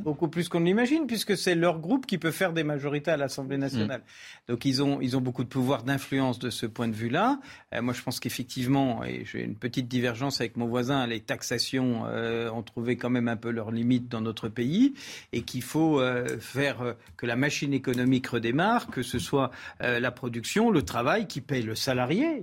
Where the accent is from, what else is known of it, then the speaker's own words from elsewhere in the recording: France; Je suis français